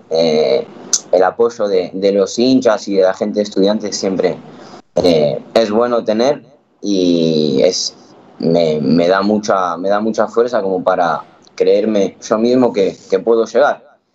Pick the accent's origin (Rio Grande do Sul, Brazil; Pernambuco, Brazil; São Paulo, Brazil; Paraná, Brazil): Paraná, Brazil; Curitiba; born there; Nací en, Curitiba, en Brasil.